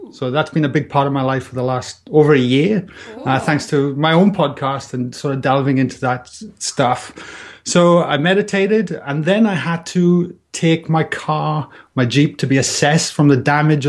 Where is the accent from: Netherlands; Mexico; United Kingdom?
United Kingdom; Wales; moved away as an adult; I'm Welsh. I just seem to tell by my tropical accent. And it's kind of softened over the years. But yeah, look, I immigrated, I think now, 11 years ago, you know. So that was like when I was 30 years old.